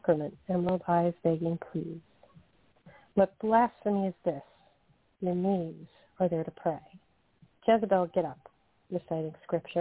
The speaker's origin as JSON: {"language": "English", "region": "New Jersey", "country": "United States", "said": "We're both from Jersey."}